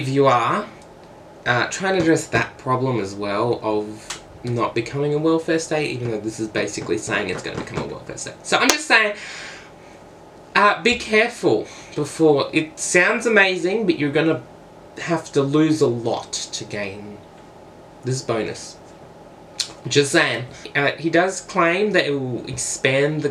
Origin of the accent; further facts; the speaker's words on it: Australia; I'm not American, I'm Australian